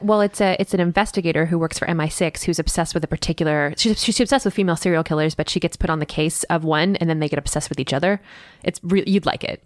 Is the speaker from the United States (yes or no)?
yes; Midwest, United States; I'm from the Midwest